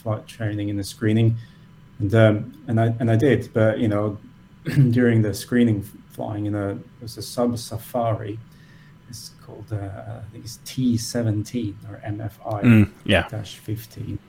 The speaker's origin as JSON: {"language": "English", "country": "Norway", "tie": "born or raised there", "also_born_or_lived": "United States", "moved": "as an adult", "lives_now": "Austria", "said": "I grew up in Norway."}